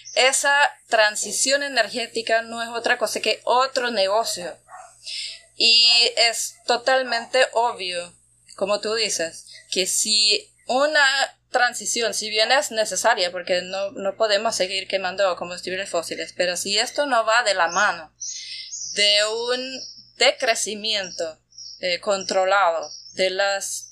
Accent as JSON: {"language": "Spanish", "country": "Austria", "also_born_or_lived": "Bayano, Panama", "moved": "yes", "lives_now": "Panama", "said": "que soy de, Austria, de Europa"}